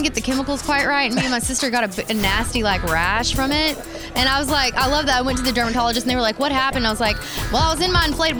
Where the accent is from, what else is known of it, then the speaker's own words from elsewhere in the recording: Texas, United States; Redneck. So yeah, I'm from Texas.